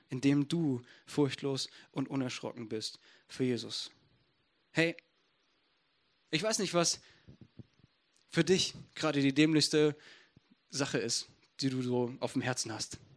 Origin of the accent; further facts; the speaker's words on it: Essen, North Rhine-Westphalia, Germany; Ich komme aus Essen.